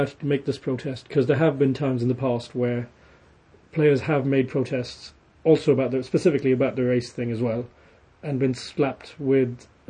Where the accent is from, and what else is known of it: United Kingdom